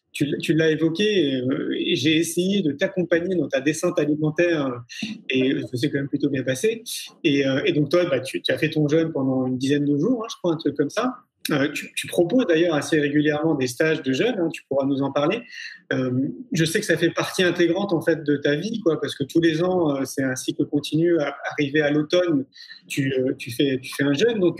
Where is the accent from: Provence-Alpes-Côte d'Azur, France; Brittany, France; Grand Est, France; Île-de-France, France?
Île-de-France, France; Paris; moi, je suis parisien d'origine. Pour ceux qui ne le savent pas, à l'époque, sur Paris, euh, euh, la vie est un peu plus dynamique.